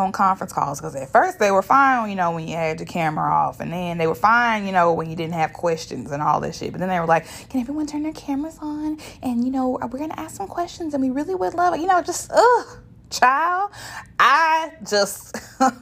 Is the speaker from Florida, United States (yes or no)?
no; Shreveport, Louisiana, United States; I am from Shreveport, Louisiana, and I don't talk like that. I ain't never talked like